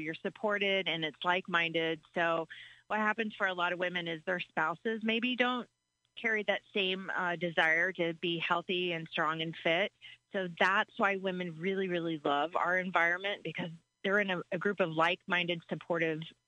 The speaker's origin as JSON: {"language": "English", "town": "Clinton", "region": "Illinois", "country": "United States", "tie": "born or raised there", "also_born_or_lived": "the East Coast", "moved": "as an adult", "lives_now": "Springfield, United States", "said": "I relocated back to Central Illinois in 2012. I grew up in Clinton, but I was out east for about 20 years"}